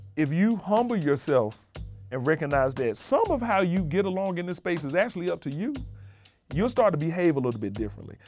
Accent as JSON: {"language": "English", "town": "Birmingham", "region": "Alabama", "country": "United States", "tie": "born or raised there", "also_born_or_lived": "Montana", "moved": "as an adult", "lives_now": "New Haven, United States", "said": "I come from Birmingham, Alabama. that is home, or that's my origin. Uh, growing up there"}